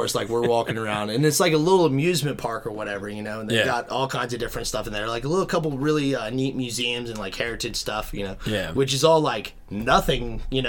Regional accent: Kentucky, United States; we're from Kentucky.

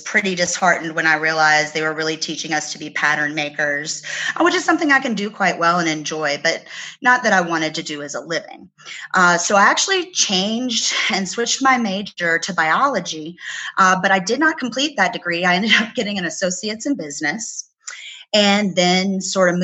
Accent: Virginia, United States; moved away; I grew up in Virginia and I love the land there, but I never quite felt at home

